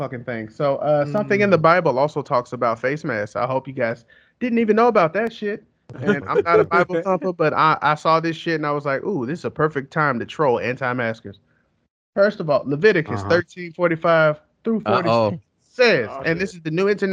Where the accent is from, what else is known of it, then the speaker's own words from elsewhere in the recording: California, United States; I'm from Cali. Through and through